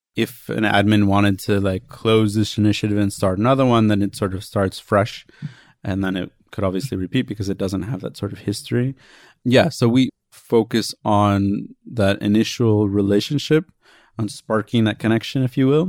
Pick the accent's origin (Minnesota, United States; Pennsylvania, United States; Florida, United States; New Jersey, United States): New Jersey, United States; Princeton; moved away; Princeton, which is my hometown